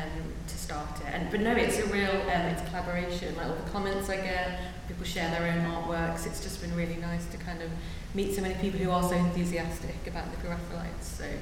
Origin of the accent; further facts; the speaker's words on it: England, United Kingdom; As an English person, I really can't take compliments.